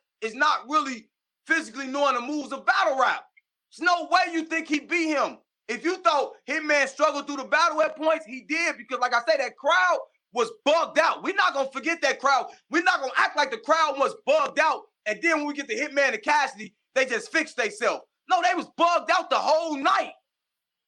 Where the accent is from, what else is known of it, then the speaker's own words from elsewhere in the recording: Midwest, United States; I'm not from St. Louis. I'm from the Midwest here